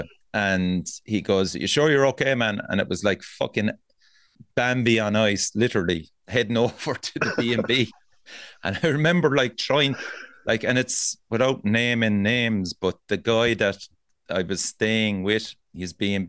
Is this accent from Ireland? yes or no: yes; Cork, Munster, Ireland; I'm from Cork.